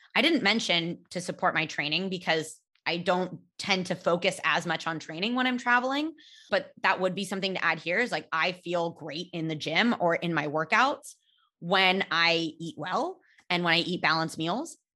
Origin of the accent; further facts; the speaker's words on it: California, United States; I grew up in California